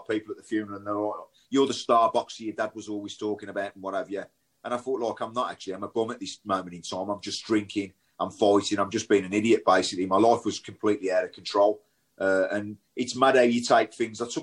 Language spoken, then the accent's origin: English; Birmingham, West Midlands, United Kingdom; I grew up in Shardin, to be fair, which is split both ways.